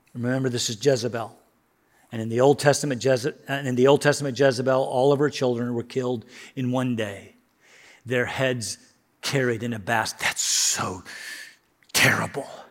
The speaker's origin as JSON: {"language": "English", "country": "United States", "said": "I love being an American."}